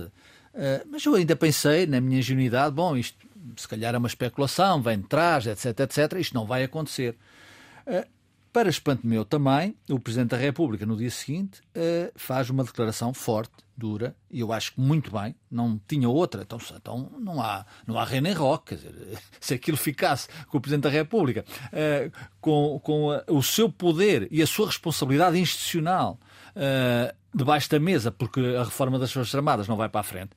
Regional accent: Murtosa, Aveiro District, Portugal; tem origens na minha terra, a Mortosa

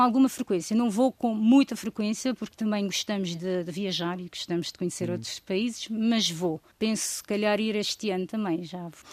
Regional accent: Santo Antão, Cape Verde; moved away as an adult; now in Montemor-o-Velho, Portugal; Sou de Santo Antão, portanto a, segunda maior ilha de Cabo Verde

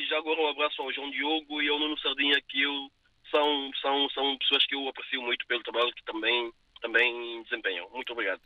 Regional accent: São Tomé & Príncipe; now in Portugal; sempre que posso vou a Santo Tomé, porque sou de Santo Tomé

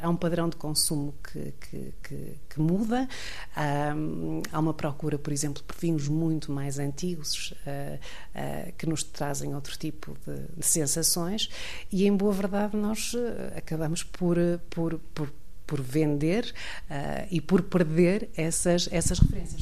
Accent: Santa Maria da Feira, Aveiro District, Portugal; Eu sou de Santa Maria da Feira originalmente

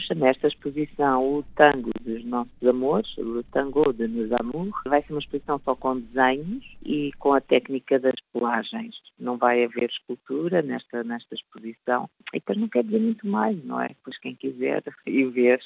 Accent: Lisbon, Portugal; now in Belgium; Depois Lisboa, onde eu nasci

